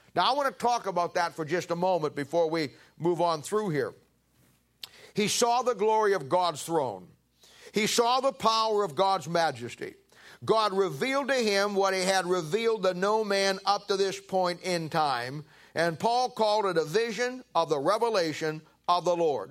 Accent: United States; we're famous as American Christians

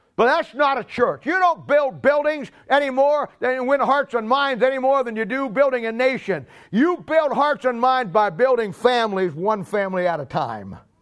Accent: United States; we as American Christians

